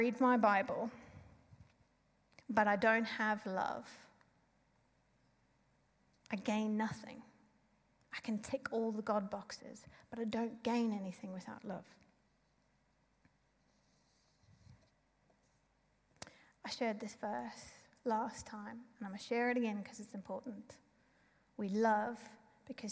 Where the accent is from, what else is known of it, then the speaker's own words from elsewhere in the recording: South Africa; being South African